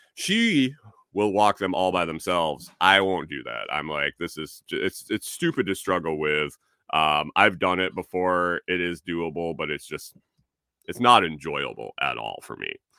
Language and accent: English; Western New York, United States; moved away; I grew up in Western New York